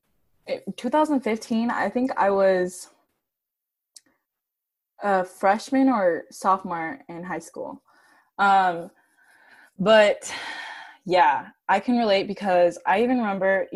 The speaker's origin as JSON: {"language": "English", "town": "Santa Barbara", "region": "California", "country": "United States", "said": "I'm from Santa Barbara, and it's predominantly like white and Latinx"}